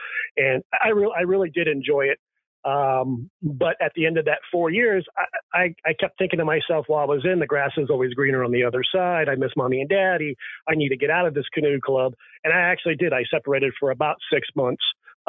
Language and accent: English; New England, United States; I come from New England, and New Englanders think like New Englanders, and it's different wherever you are in the country.